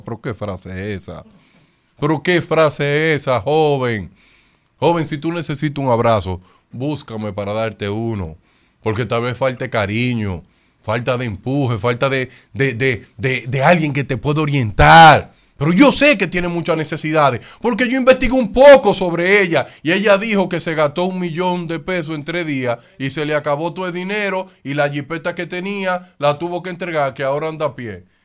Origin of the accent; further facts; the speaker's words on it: Dominican Republic; a mí como dominicano